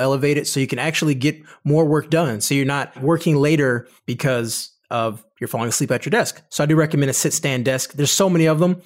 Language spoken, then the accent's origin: English; Detroit, Michigan, United States; I'm from Detroit